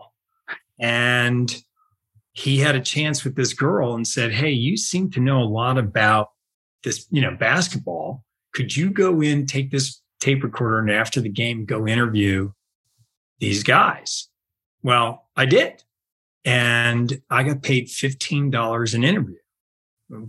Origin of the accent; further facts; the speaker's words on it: right outside of Princeton, central New Jersey, United States; I grew up in New Jersey, mm-hmm. and central New Jersey, right outside of Princeton